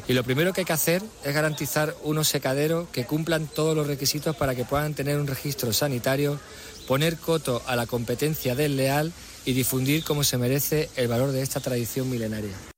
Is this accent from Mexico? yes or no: no; Ceuta, Spain; yo soy un natural de Ceuta, nacido en el año 79. Llevo toda mi vida prácticamente aquí en Ceuta